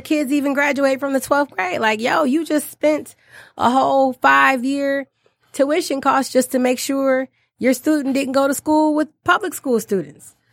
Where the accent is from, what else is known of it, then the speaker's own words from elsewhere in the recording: Detroit, Michigan, United States; I was born and raised, I grew up in Detroit.